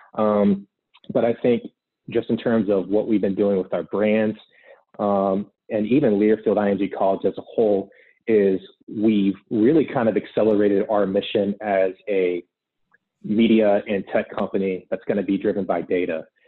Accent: Gainesville, Florida, United States; born and raised in Gainesville, Florida

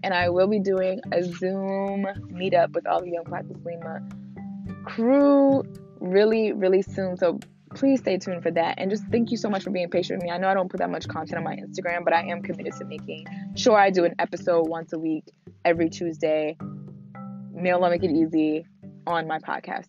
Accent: Newark, New Jersey, United States; I'm from I'm from Jersey, so I grew up in Newark

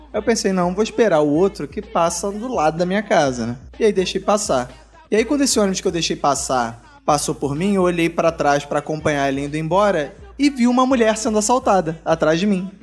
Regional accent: Rio de Janeiro, Brazil; eu sou do Rio e tô acostumado com o sotaque marginal do, dos marginais cariocas

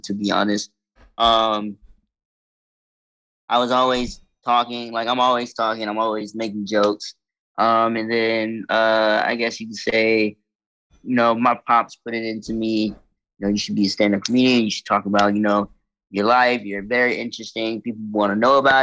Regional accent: Clarksville, Tennessee, United States; moved away as an adult; also born or lived in Canada; now in California, United States; I moved to a wonderful town, very small town, in Clarksville, Tennessee. Then I lived there for about maybe 15 plus years, moved to Cali.

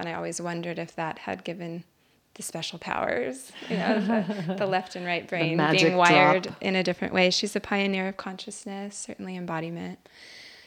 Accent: Albuquerque, New Mexico, United States; moved away; born and raised in Albuquerque, New Mexico

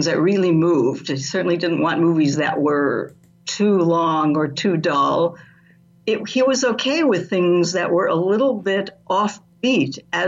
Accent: Southern California, United States; I grew up in Southern California

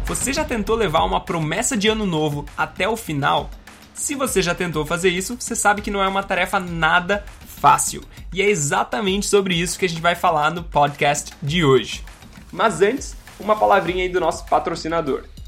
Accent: Gaúcho, Rio Grande do Sul, Brazil; eu sou gaúcho

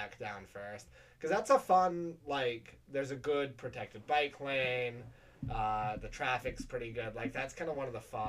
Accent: New York City, New York, United States; I grew up in Battery Park, but it's close enough.

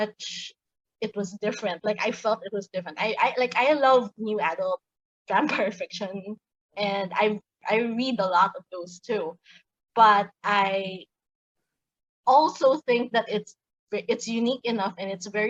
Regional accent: Manila, Metro Manila, Philippines; I grew up in Manila, Philippines, and I'm still living here

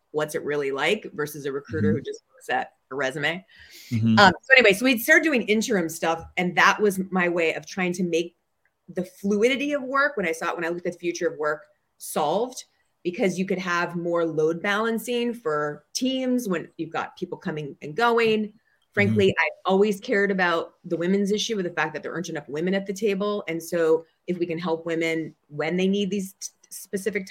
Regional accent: Minnesota, United States; moved away as an adult; also born or lived in New York; now in Bay Area, United States; I'm from Minnesota. And so I say things like you betcha and hot dish

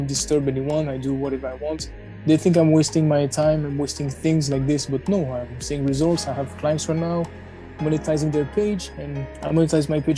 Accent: France; I was born and raised in France

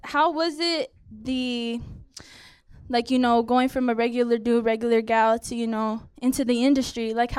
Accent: Wilmas, California, United States; growing up in Wimas. Shout out Wimas 310.

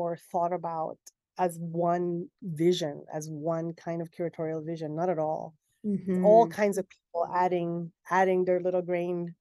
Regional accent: Puerto Rico; I'm from Puerto Rico, and being from the Caribbean and being specifically from Puerto Rico

